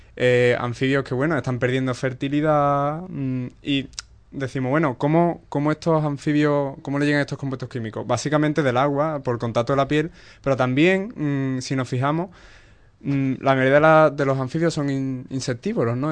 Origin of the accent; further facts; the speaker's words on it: Cádiz, Andalusia, Spain; de mi tierra, de Cádiz